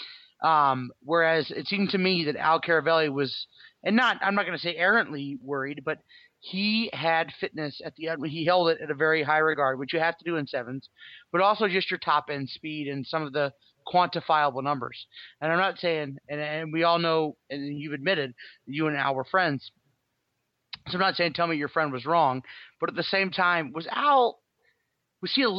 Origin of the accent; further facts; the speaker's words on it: Kansas City, United States; I'm from Kansas City, as you guys all well know